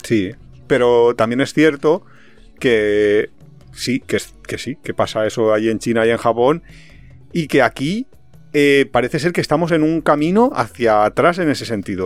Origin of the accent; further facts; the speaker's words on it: Valencia, Valencian Community, Spain; nosotros somos de Valencia